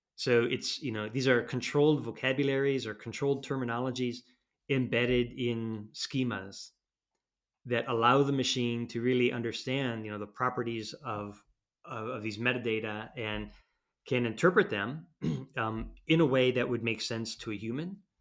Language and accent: English; United States; now in Europe; I'm an American